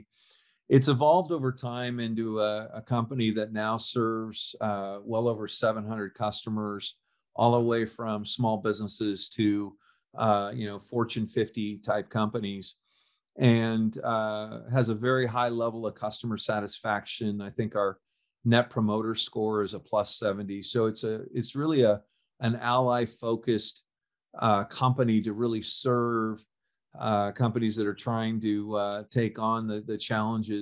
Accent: California, United States; I'm born and raised in California

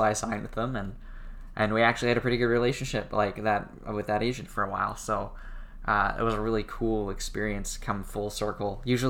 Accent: Comox, British Columbia, Canada; moved away; also born or lived in Vancouver, Canada / Los Angeles, United States; I went back to my hometown. I went to Comox, where I was born.

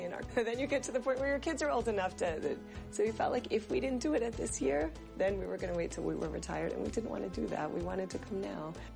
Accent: outside Boston, Massachusetts, United States; moved away as an adult; now in Israel; I grew up in North America, uh, outside Boston

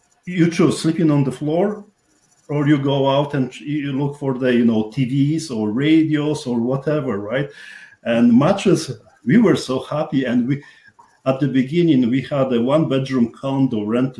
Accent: Poland; accent: strong accent; English is a second language; moved away as an adult; also born or lived in Montreal; I've been born and raised in Poland, and I was in the Polish army

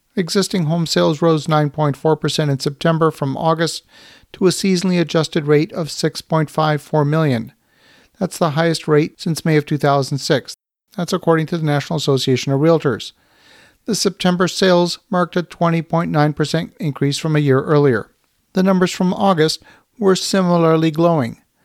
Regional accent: Ottawa, Ontario, Canada; my home city of Ottawa, Canada

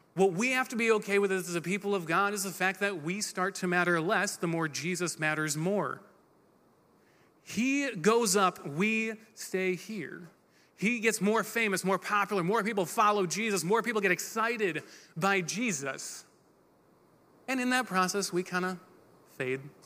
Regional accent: Michigan, United States; we're from Michigan

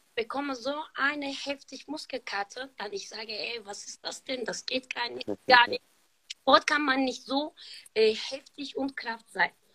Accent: Turkey; German is a second language; moved away as an adult; now in Germany; Ich bin seit 13 Jahren in Deutschland und ich bin hier in der Türkei geboren

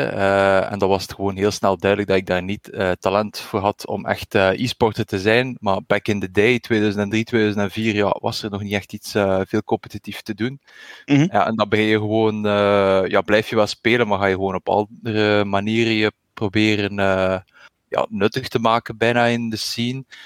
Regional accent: Ghent, Flanders, Belgium; Ik ben ook afkomstig uit Gentse.

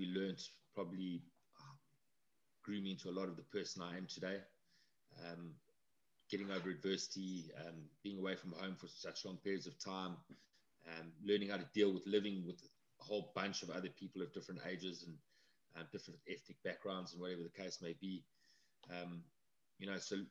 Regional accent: Midrand, Gauteng, South Africa; also born or lived in Johannesburg; I was born in Joburg, and we lived in a place called Halfway House. It was a tiny little town between Joburg and Pretoria

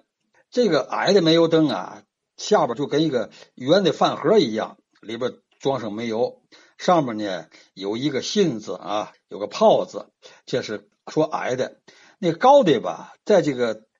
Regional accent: Xincheng, Tianjin, China; 我听说就是我们老家那新城那儿啊。

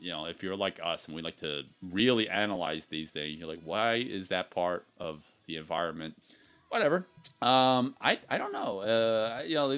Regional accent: United States; we grew up with that in the States

